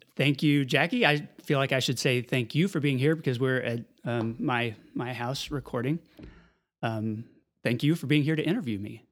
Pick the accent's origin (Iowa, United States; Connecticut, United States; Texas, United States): Texas, United States; Amarillo; born or raised there; also born or lived in Lubbock, Texas